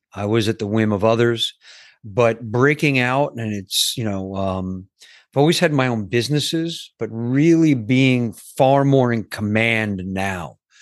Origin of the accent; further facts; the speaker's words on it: New York, United States; I grew up in New York